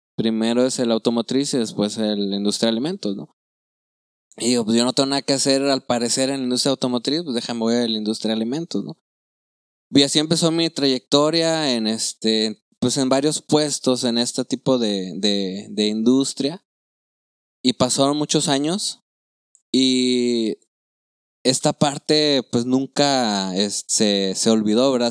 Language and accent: Spanish; Chiapas, Mexico; moved away; also born or lived in Nuevo León; yo soy de Chiapas